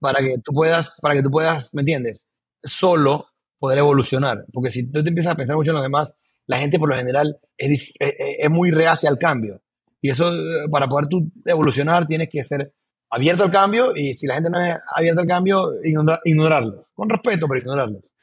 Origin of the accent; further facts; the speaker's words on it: Panama; also born or lived in Boquete / Panama City; Yo soy panameño 100%